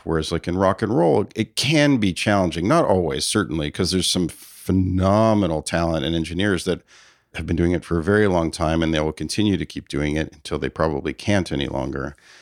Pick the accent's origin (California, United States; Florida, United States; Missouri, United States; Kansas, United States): California, United States; Palo Alto; also born or lived in San Francisco, United States; Palo Alto and my mother moved around a bit in the Bay Area, but I pretty much was in Palo Alto for the bulk of my childhood.